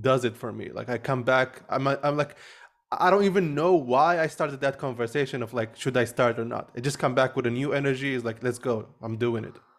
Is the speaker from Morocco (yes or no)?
yes; Morocco; I grew up in Morocco